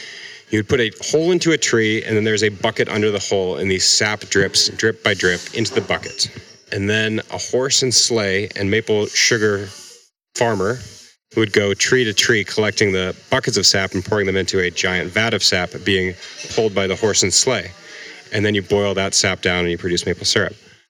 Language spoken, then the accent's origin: English; New Hampshire, United States; also born or lived in Vermont; I'm born and raised in New Hampshire. Went to school in Vermont.